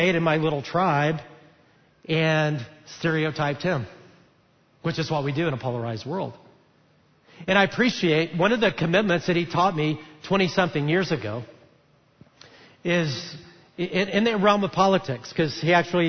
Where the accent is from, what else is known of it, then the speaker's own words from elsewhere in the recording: Alabama, United States; moved away; I'm from Alabama